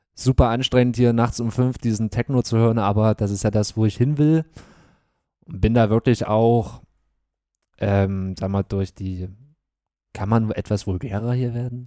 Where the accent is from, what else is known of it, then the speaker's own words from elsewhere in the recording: Bad Klosterlausnitz, Thuringia, Germany; also born or lived in Gera; Und dann sind meine Eltern mit mir natürlich nach Bad Klosterlausitz Bad Klosterlausnitz gezogen